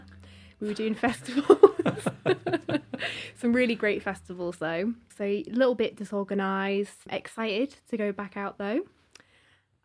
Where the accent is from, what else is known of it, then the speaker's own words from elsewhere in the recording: Cheshire, North West England, United Kingdom; I'm from Cheshire